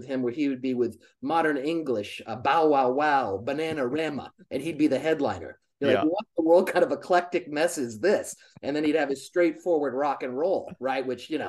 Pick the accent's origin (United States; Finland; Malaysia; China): United States; San Diego, California; also born or lived in Key West, Florida / Scotland / Hawaii; I lived in Scotland, Florida, Hawaii, San Diego, where I mainly grew up.